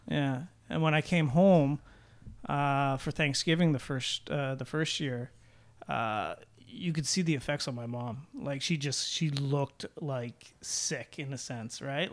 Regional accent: Oakville, Ontario, Canada; I'm from Oakville

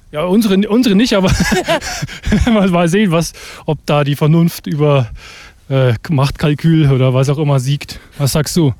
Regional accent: Münchberg, Bavaria, Germany; Ich bin gebürtiger Münchberger

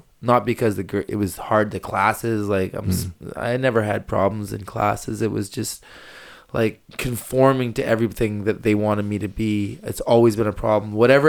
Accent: Burns Lake, British Columbia, Canada; also born or lived in Victoria, British Columbia; I grew up in Burns Lake. I was born in Victoria.

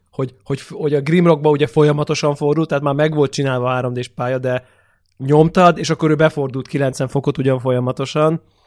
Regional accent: Hungary

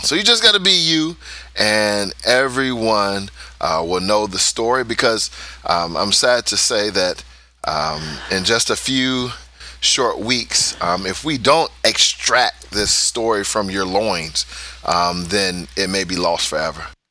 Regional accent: United States; now in Udhailiyah, Saudi Arabia; we're American

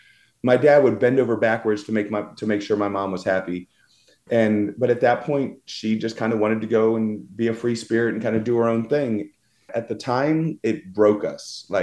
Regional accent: Virginia Beach, Virginia, United States; so we grew up in Virginia Beach, and I mean, that's kind of where it was.

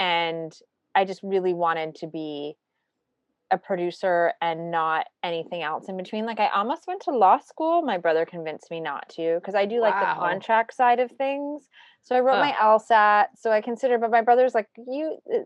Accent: Toronto, Ontario, Canada; moved away; I'm actually Canadian, so I grew up in a suburb of Toronto and then lived in Toronto as an adult.

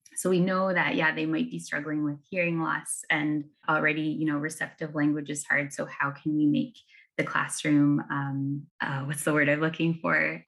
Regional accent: Ontario, Canada; moved away; I'm from Ontario, and it looks, it looks mighty different there

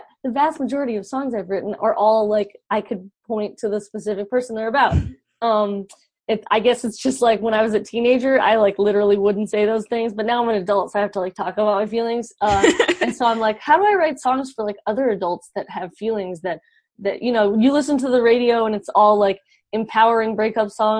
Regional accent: Georgia, United States; I grew up in Georgia

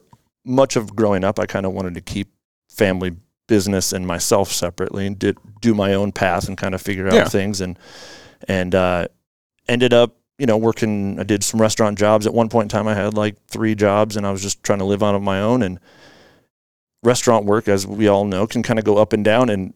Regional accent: Issaquah, Washington, United States; also born or lived in Spokane; I grew up in Issaquah here, went to Issaquah High School

